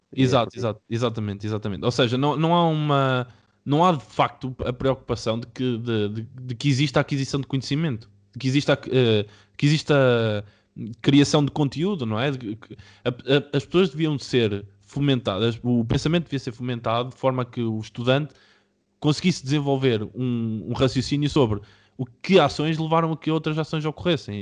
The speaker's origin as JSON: {"language": "Portuguese", "country": "Portugal", "said": "de onde eu venho, venho de Oliveira das Meias"}